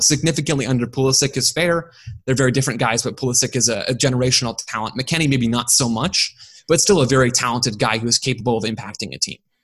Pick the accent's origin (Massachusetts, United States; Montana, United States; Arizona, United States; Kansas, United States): Arizona, United States; Phoenix; I'm from Phoenix.